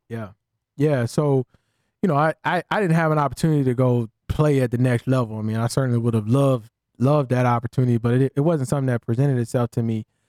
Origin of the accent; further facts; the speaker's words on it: Columbia, South Carolina, United States; we grew up in Columbia, South Carolina